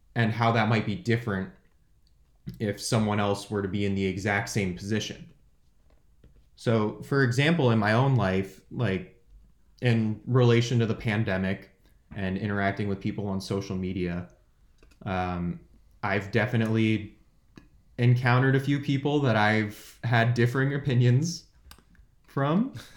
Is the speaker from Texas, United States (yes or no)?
no; San Jose, California, United States; I'm from San Jose, California. Uh, I lived there my whole life until going to college